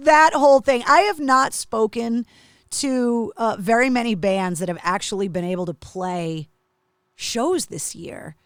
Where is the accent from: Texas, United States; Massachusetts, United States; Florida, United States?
Massachusetts, United States; growing up in Massachusetts